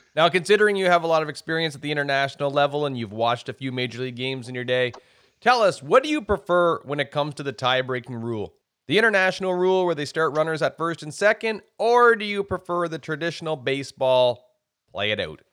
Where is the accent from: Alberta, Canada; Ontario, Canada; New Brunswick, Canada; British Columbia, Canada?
New Brunswick, Canada; Miramichi; I grew up in Miramichi, New Brunswick